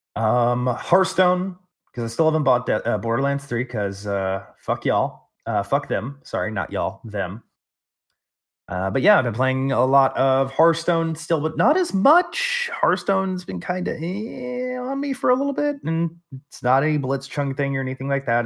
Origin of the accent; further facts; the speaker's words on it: Texas, United States; I'm from Texas